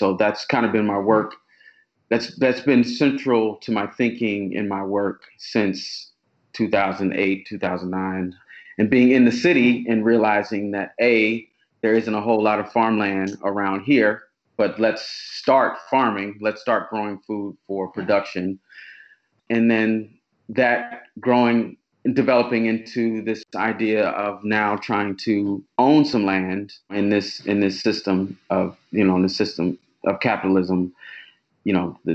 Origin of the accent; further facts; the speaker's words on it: Oklahoma, United States; moved away as an adult; now in Baltimore, United States; So I grew up in Oklahoma